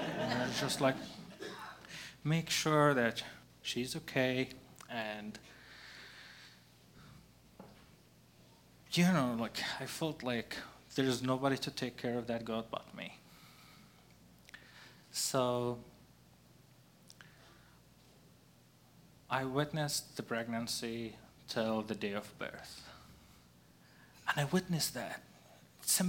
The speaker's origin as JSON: {"language": "English", "town": "Gaza", "region": "Gaza Strip", "country": "Palestine", "tie": "born or raised there", "moved": "as an adult", "lives_now": "Portland, United States", "said": "growing up in Gaza, in a sort of way, defined who I am"}